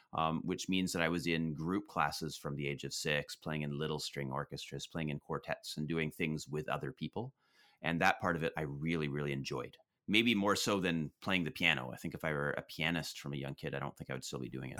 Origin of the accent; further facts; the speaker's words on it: Prince George, British Columbia, Canada; now in Toronto, Canada; I grew up in Prince George, B C